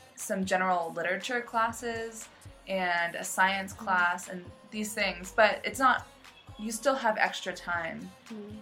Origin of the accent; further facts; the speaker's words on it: United States; moved away as an adult; now in Shantou, China; I grew up in the United States, in America